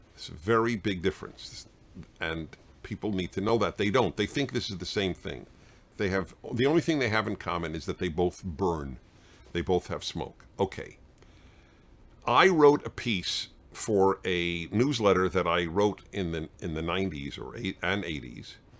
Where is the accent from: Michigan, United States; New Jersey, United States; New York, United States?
New York, United States; New York City; I grew up in Brooklyn, New York